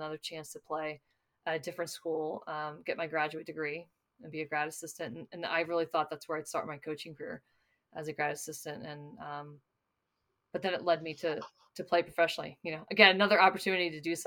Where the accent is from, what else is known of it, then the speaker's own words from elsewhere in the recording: Ellicott City, Maryland, United States; moved away; I'm from Ellicott City, Maryland, which is right between Baltimore and Washington